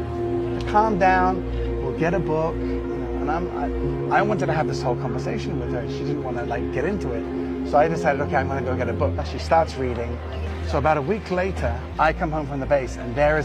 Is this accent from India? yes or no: no; Israel; also born or lived in Jerusalem; I was born here in Israel